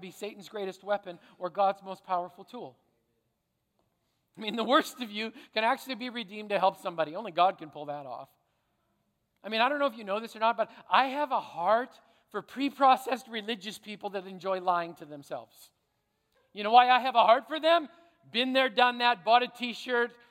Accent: Canada; I'm a Canadian

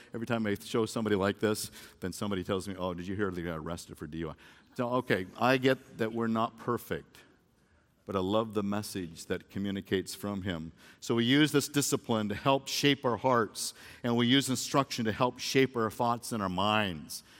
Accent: Phoenix, Arizona, United States; I came home from Phoenix Christian High School, and I was a football player

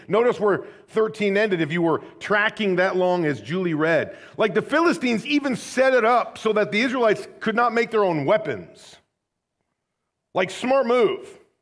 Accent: United States

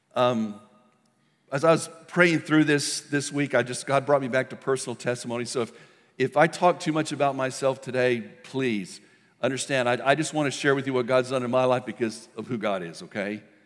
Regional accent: El Paso, Texas, United States; When I was a kid, I grew up in El Paso, Texas.

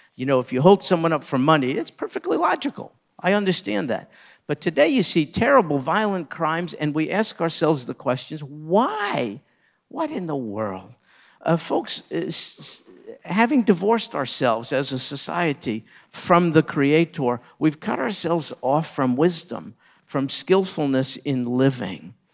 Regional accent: New York, United States; I grew up in New York

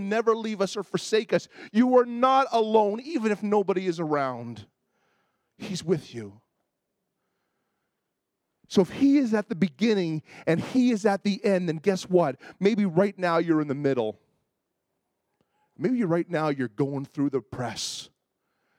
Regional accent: Toronto, Ontario, Canada; I grew up in Toronto

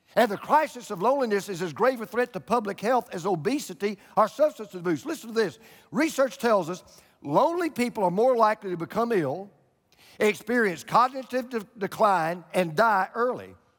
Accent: Georgia, United States; moved away as an adult; also born or lived in Florida; I moved from Georgia to Florida

